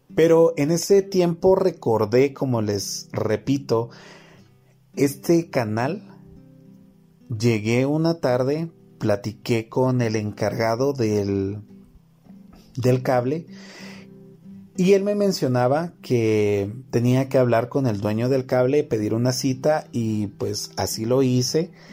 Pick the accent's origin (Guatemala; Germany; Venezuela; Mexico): Guatemala